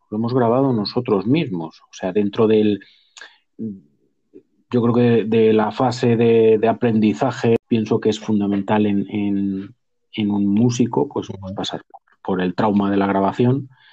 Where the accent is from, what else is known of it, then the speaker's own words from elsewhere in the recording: Cuenca, Castilla-La Mancha, Spain; now in Madrid, Spain; yo soy de Cuenca